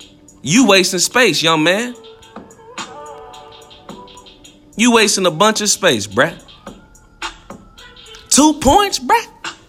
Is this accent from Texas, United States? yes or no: yes; Houston, Texas, United States; I'm from Houston